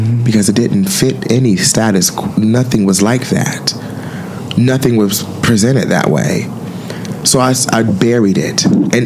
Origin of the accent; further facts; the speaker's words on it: Detroit, Michigan, United States; I'm from Detroit and black, dark skinned